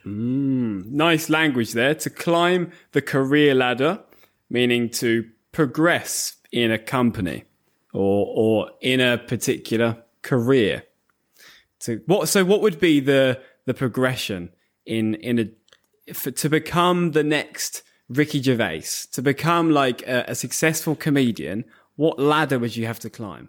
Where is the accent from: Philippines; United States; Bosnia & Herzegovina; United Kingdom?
United Kingdom; Bedford, East of England; We have a, a large Asian community in Bedford, my hometown.